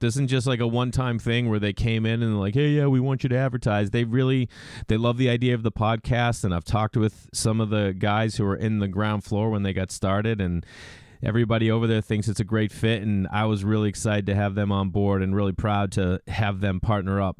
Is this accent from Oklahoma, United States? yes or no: no; Stoneham, Massachusetts, United States; We grew up outside of Boston in a small town, Stoneham, Massachusetts